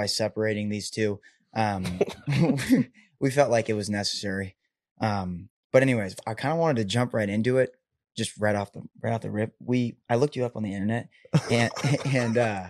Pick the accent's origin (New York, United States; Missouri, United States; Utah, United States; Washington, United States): Washington, United States; Seattle; moved away as an adult; now in Nashville, United States; I grew up in Seattle, Washington, and I just recently moved to Nashville